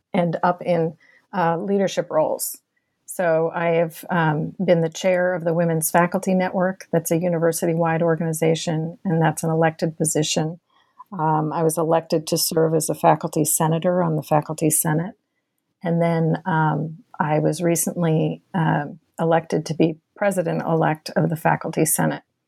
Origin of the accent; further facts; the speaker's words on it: Boston, Massachusetts, United States; also born or lived in Kentucky; now in Texas, United States; I was born and raised in Boston, Massachusetts